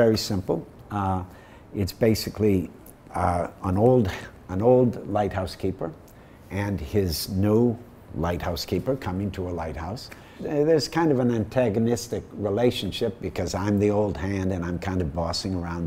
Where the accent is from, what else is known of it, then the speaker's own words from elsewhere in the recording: Midwest, United States; I grew up in the Midwest